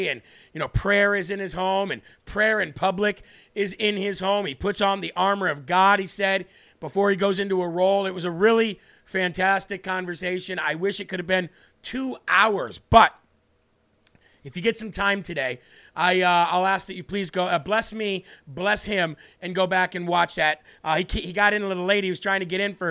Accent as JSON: {"language": "English", "region": "Illinois", "country": "United States", "tie": "born or raised there", "said": "my home state of Illinois."}